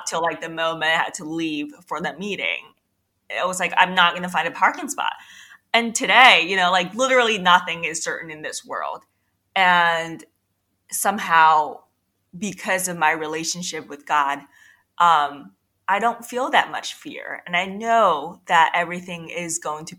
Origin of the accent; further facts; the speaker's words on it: China; moved away; also born or lived in New York City; I was actually born and raised in China